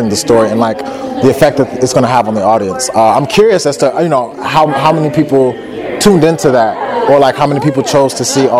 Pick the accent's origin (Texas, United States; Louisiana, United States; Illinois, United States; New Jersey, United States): Illinois, United States; Chicago; now in Irvine, United States; I'm originally from Chicago, Illinois